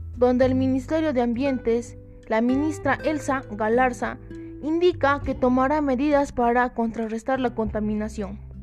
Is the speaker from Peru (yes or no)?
yes; Peru; el Perú y mi región